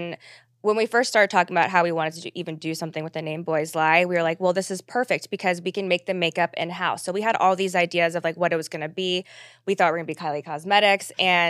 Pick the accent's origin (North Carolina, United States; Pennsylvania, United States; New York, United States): Pennsylvania, United States; Wayne; now in Los Angeles, United States; we are both from Wayne, Pennsylvania. A lot of people don't know where it is, but it's right outside of Philadelphia.